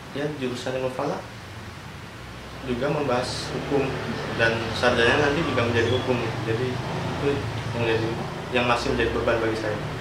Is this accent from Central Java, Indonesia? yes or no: yes; Cilacap, Central Java, Indonesia; asal dari Cilacap